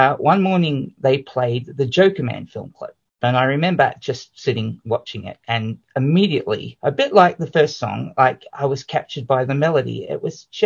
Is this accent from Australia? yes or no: yes; Australia; now in New Zealand; I grew up in Australia